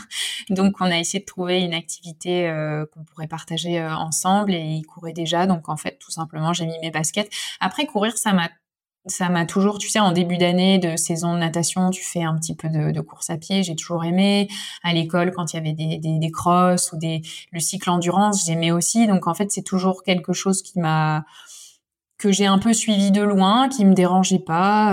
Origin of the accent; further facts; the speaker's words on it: Lille, Hauts-de-France, France; moved away as an adult; now in Lyon, France; Je suis lilloise d'origine